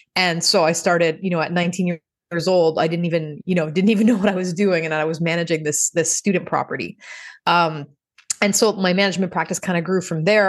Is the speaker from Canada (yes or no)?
yes; Montreal, Quebec, Canada; moved away as an adult; when I moved back to my hometown, which is Montreal, Canada